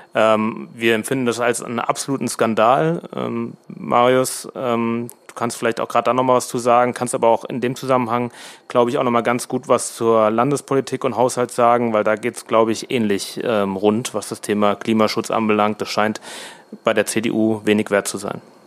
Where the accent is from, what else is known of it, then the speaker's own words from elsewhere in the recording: Rheingau-Taunus-Kreis, Hesse, Germany; bei uns im Rheingau-Taunus-Kreis